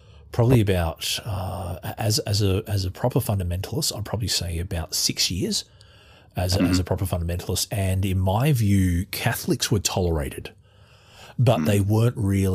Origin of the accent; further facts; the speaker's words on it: Australia; accent: Australian; as you can tell from my accent, I'm Australian.